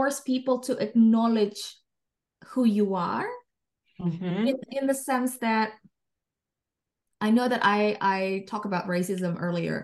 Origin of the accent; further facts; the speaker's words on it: Indonesia; English is a second language; moved away as an adult; also born or lived in Jakarta; now in United Kingdom; I'm from Indonesia